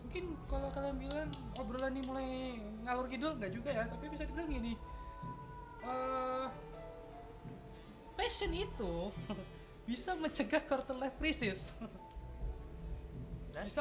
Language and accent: Indonesian; Kalimantan, Indonesia; internet di Kalimantan tuh susah aku kan dari Kalimantan ya susah betul